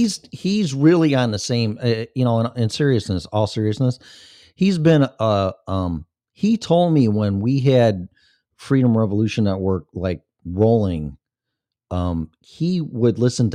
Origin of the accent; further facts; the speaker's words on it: Australia; I'm from Australia.